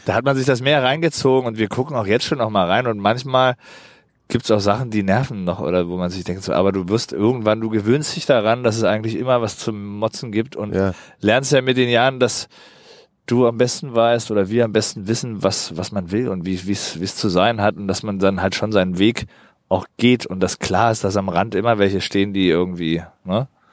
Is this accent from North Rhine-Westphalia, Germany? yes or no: no; Berlin, Germany; also born or lived in Pankow, Berlin; Geboren bin ich in Pankow. Die, äh, die ersten zwei Lebensjahre waren in Pankow, ja. in der Florastraße. Aber seit ich zwei, drei bin, wohne ich halt im Prenzlauer Berg